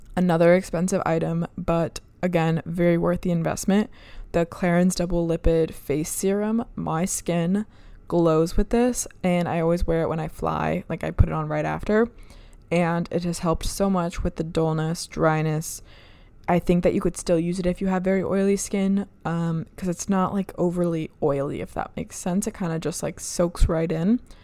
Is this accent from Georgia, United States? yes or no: no; Michigan, United States; moved away; I was working as an E R nurse up in Michigan, my hometown, and I was living at home